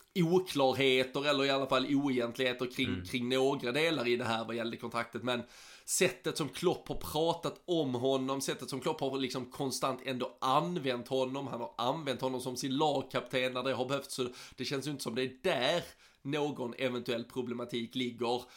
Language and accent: Swedish; Sweden; som svensk